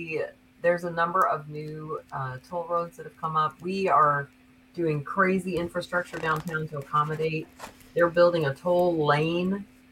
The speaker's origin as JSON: {"language": "English", "town": "Chicago", "region": "Illinois", "country": "United States", "lives_now": "Orlando, United States", "said": "because I came down from Chicago, so it's from my frame of reference."}